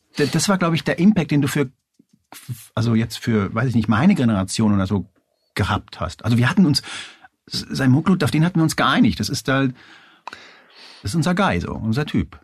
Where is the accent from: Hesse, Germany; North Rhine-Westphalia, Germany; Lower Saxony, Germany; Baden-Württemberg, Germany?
Hesse, Germany; Hanau; ich bin äh, Spanier, bin aber in, in Hanau bei, äh, bei Frankfurt aufgewachsen